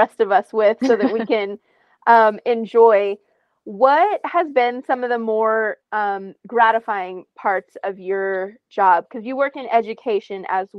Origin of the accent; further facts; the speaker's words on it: New Mexico, United States; I'm from New Mexico